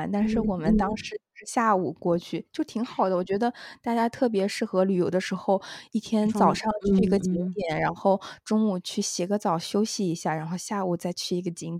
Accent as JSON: {"language": "Chinese", "region": "South China", "country": "China", "said": "除了除了洗澡这种大家坦诚相见，我觉得作为南方人还是有一些难接受，"}